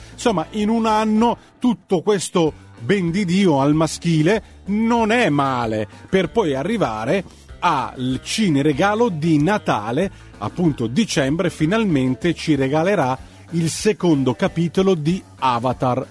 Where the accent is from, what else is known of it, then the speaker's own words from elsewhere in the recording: Calabria, Italy; le mie radici, eh, da calabrese che nasce, eh, sul mare, proprio sulla spiaggia, mi permettono, appunto, per dire di essere non un pescatore, ma un nativo in un paese di pescatori